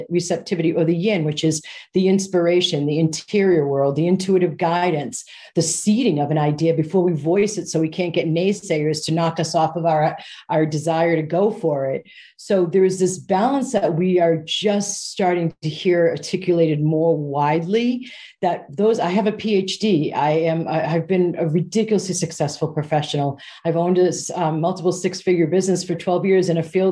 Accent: United States; moved away as an adult; now in United Kingdom; as an American

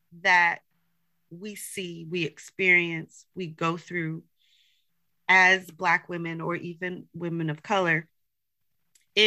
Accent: United States; I'm Haitian American, so I'm not I was born here. I was born here, and so, but my ancestry is from Haiti.

